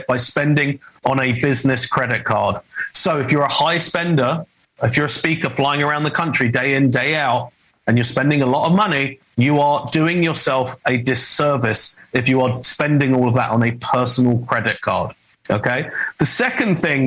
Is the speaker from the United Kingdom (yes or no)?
yes; United Kingdom; accent: British; now in Los Angeles, United States; my British accent. I'm American. I live in Los Angeles